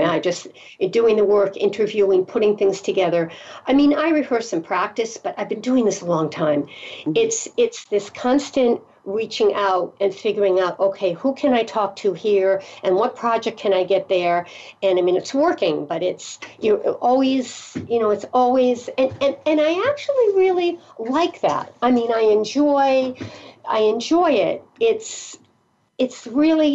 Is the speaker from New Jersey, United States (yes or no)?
no; Connecticut, United States; moved away; also born or lived in the South / Rhode Island; I'm originally from Connecticut, but Rhode Island, Connecticut, Massachusetts, New England.